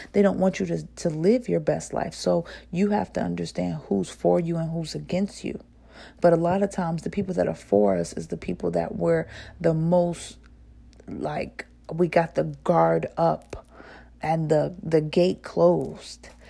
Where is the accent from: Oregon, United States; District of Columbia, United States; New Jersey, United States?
New Jersey, United States; accent: northern; I'm from New Jersey. I do have a slight accent when it comes to saying certain words